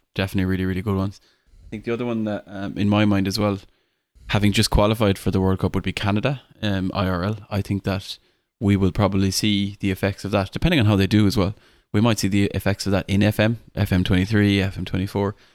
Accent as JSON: {"language": "English", "country": "Ireland", "said": "being Irish"}